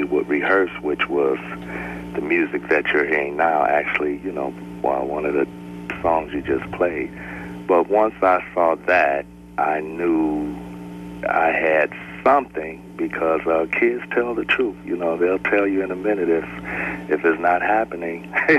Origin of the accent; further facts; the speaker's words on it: Detroit, Michigan, United States; Well, actually, I, of course, by Motown, being in Detroit, and I'm the youngest of four other siblings.